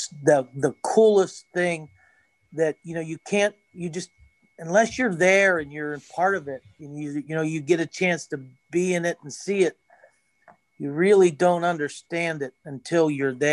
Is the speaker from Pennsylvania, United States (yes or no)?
yes; Jeannette, Pennsylvania, United States; we're in Jeannette, we're from Jeannette, and we're women